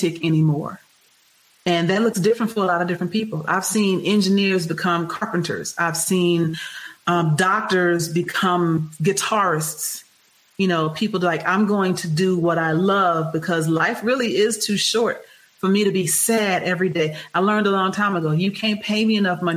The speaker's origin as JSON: {"language": "English", "town": "Houston", "region": "Texas", "country": "United States", "tie": "born or raised there", "said": "I'm from Texas. Prairie View A&M is right there. Texas Southern University is right around the corner from where I grew up."}